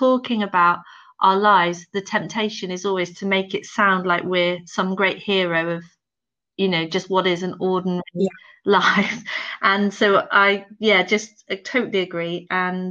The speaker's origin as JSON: {"language": "English", "area": "Devon", "region": "South West England", "country": "United Kingdom", "tie": "born or raised there", "also_born_or_lived": "London", "moved": "as an adult", "lives_now": "Liverpool, United Kingdom", "said": "I think I left Devon. We grew up in really rural Devon, miles from anywhere, and I went to university in London."}